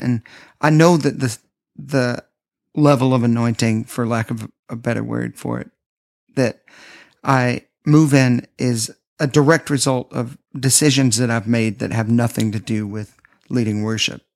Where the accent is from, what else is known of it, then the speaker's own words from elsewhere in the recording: Nashville, Tennessee, United States; Growing up in Nashville, I grew up around people that were always promoting themselves.